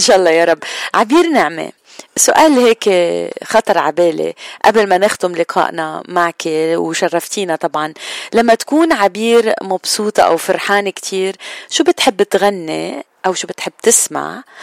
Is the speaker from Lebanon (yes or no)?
yes; Lebanon; نحن كلبنانية